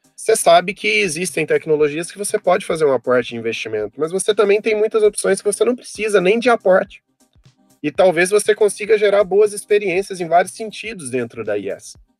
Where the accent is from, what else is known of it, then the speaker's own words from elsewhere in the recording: south of Minas Gerais, Brazil; moved away as an adult; also born or lived in Brasília; no sul de Minas, de onde eu sou natural